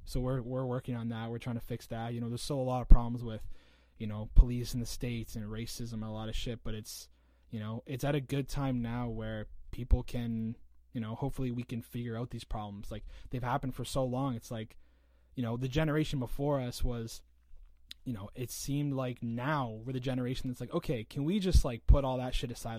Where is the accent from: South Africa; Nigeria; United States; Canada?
Canada; St. Catharines, Ontario; also born or lived in Hamilton, Ontario; I'm right from St. Catharines. I was born in Hamilton and then came right here.